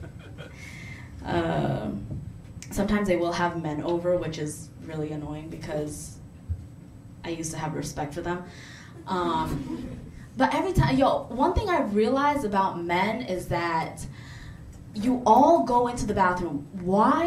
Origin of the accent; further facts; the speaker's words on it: New York City, New York, United States; I am South Asian, I'm Muslim, and I'm a New Yorker.